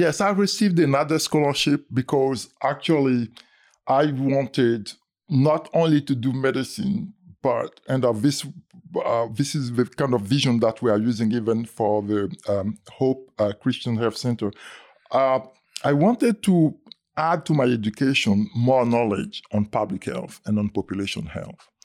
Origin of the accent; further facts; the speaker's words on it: Côte d’Ivoire; moved away; I was born in the Ivory Coast, uh, in French, we say Côte d'Ivoire.